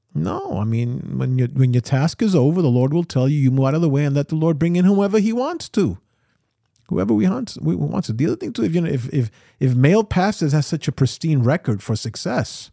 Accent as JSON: {"language": "English", "town": "New York City", "region": "New York", "country": "United States", "tie": "born or raised there", "said": "I grew up here in New York City"}